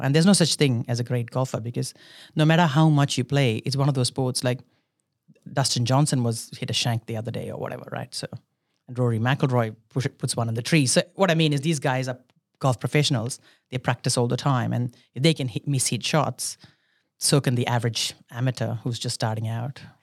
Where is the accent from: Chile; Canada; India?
India; moved away as an adult; now in Australia; I was born in India. I did all my schooling and everything in India, and I came to Australia many years ago for university.